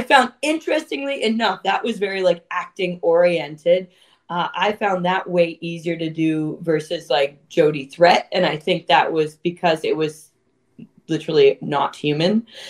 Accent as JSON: {"language": "English", "town": "Toronto", "region": "Ontario", "country": "Canada", "tie": "born or raised there", "said": "I'm born and raised in Toronto"}